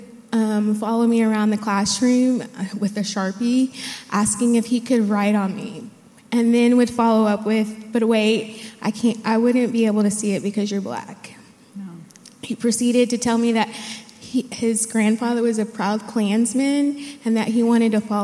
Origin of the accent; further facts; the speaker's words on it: Dallas, Texas, United States; I grew up in the Dallas area.